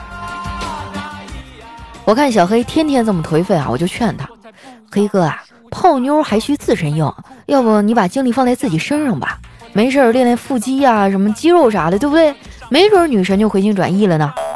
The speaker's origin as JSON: {"language": "Chinese", "region": "Northeast China", "country": "China", "said": "身为一个东北人"}